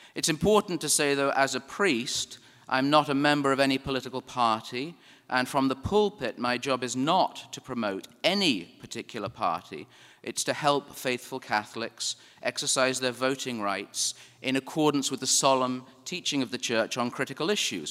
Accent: England, United Kingdom; now in United States; I am an Englishman who sounds like an Englishman

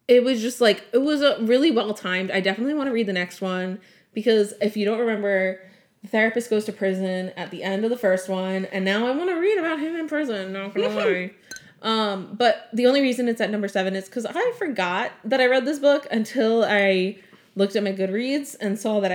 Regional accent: Long Island, New York, United States; I'm from Long Island.

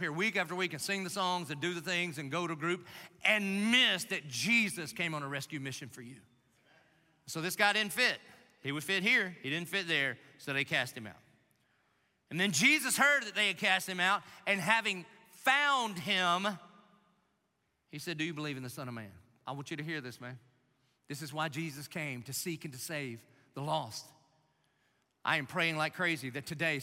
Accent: Dillon, South Carolina, United States; now in Jacksonville, United States; Grew up in Dillon, South Carolina.

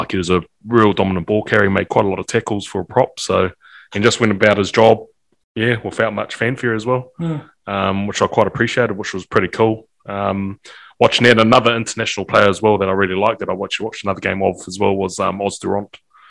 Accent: Whanganui, Manawatū-Whanganui, New Zealand; moved away as an adult; now in Petone, New Zealand; I grew up in Whanganui, obviously, so my has been a bit shorter than what Iz has had, but obviously coming here as an 18-year-old

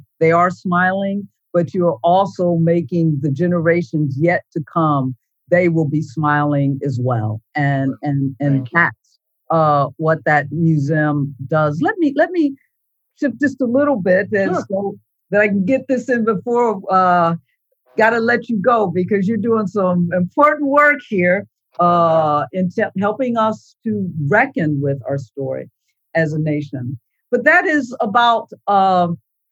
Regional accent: Ohio, United States; moved away; I grew up in Ohio, so we didn't have Confederate monuments, but boy, did we have the flags

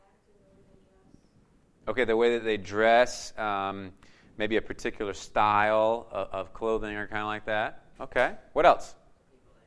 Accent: North Carolina, United States; moved away as an adult; also born or lived in Charlotte, North Carolina; now in Atlantic City, United States; I'm from North Carolina

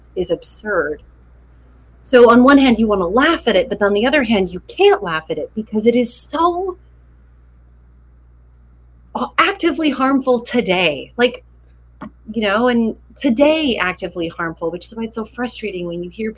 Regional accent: Utah, United States; I grew up Mormon in Utah.

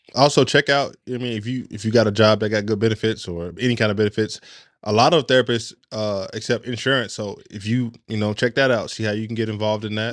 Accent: Chattanooga, Tennessee, United States; I'm from Chattanooga, Tennessee

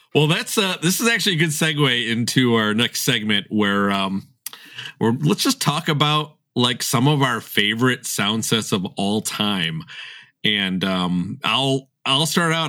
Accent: Chicago, Illinois, United States; also born or lived in Elmhurst; I'm from Chicago

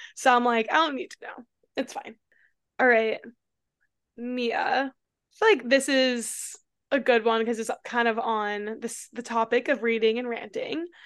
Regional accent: New York, United States; moved away as an adult; also born or lived in Austin, Texas; I'm originally from New York, but I lived in Austin for six years

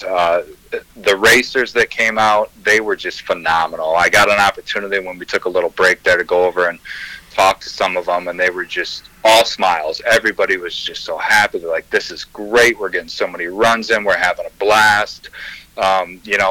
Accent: Three Rivers, Michigan, United States; I'm from Three Rivers

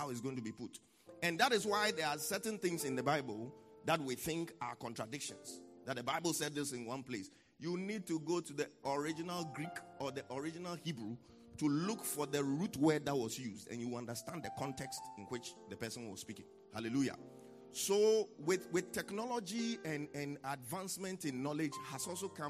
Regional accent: Accra, Greater Accra, Ghana; I'm from Jamestown

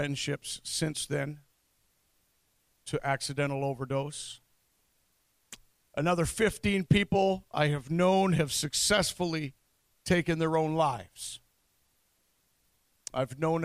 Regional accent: London, Ontario, Canada; also born or lived in Norwich, Ontario; my hometown of London, Ontario

